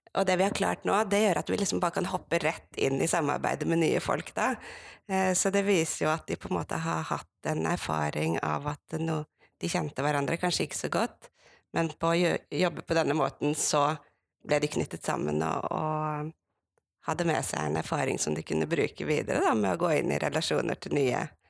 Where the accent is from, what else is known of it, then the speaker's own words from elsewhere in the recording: Sogn, Vestland, Norway; moved away; also born or lived in Bergen; jeg er en bygdejente fra Sogn. Vokst opp